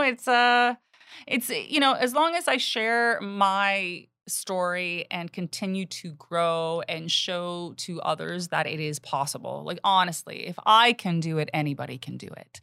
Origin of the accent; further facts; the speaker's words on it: Canada; I'm Canadian. My parents are immigrants